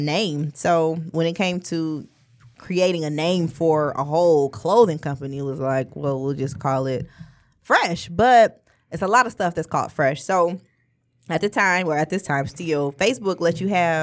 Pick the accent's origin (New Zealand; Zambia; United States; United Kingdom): United States; Ferndale, Michigan; I'm from Ferndale, yeah. And I'm a Ferndale High School graduate.